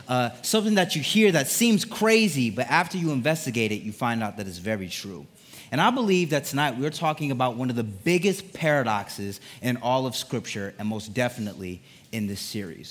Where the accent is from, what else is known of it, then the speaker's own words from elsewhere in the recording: Connecticut, United States; I grew up in Connecticut. That's where I'm from, Connecticut